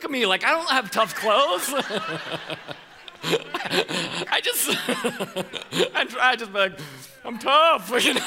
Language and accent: English; Colorado, United States; I'm from Colorado